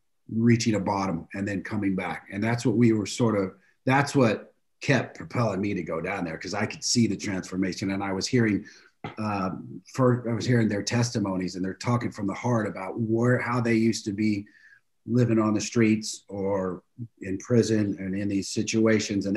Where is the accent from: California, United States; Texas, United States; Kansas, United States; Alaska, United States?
Kansas, United States; Mission; moved away as an adult; also born or lived in Los Angeles; I'm from Kansas City, born and raised in Mission, Kansas.